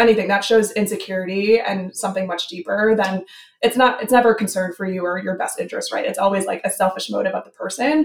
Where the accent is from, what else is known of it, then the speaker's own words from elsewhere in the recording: New Jersey, United States; moved away; I grew up in New Jersey, kind of far away from that kind of culture.